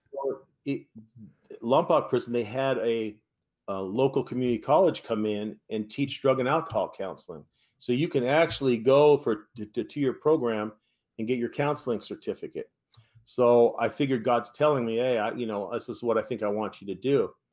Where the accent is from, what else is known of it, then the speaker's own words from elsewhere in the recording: San Francisco Bay Area, California, United States; I'm from the San Francisco Bay Area